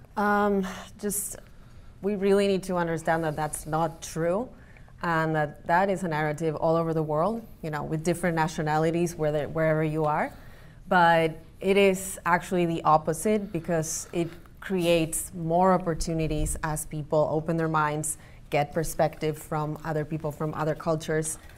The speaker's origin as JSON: {"language": "English", "region": "Buenos Aires", "country": "Argentina", "moved": "yes", "lives_now": "Cleveland, United States", "said": "I'm from Argentina, from Buenos Aires"}